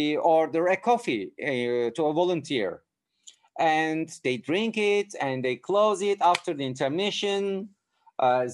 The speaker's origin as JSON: {"language": "English", "region": "Istanbul", "country": "Turkey", "tie": "born or raised there", "also_born_or_lived": "Kars, Turkey", "second_language": "English", "said": "I grew up in Istanbul with all our relatives. I stayed 3 years. When I was 3 years old, we moved to Istanbul."}